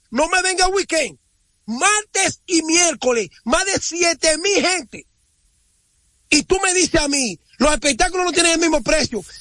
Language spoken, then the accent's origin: Spanish; Dominican Republic; moved away; somos los dominicanos del exterior